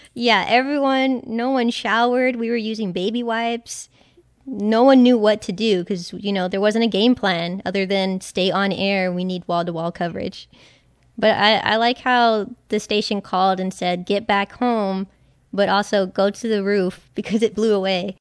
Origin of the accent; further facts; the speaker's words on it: Texas, United States; As a native Texan, I've been through my fair share of hurricanes